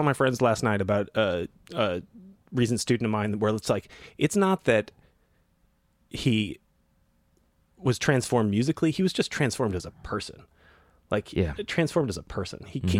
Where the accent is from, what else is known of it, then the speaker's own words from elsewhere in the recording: New Hampshire, United States; also born or lived in Connecticut; So I grew up in New England.